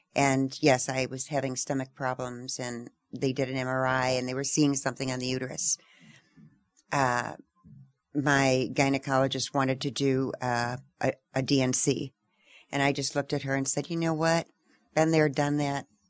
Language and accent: English; Tucson, Arizona, United States; we're from Tucson, Arizona